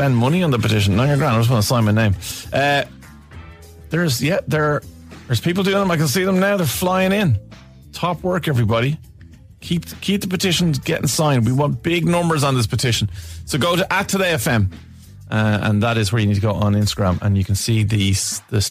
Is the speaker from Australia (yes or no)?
no; Ireland; We're Irish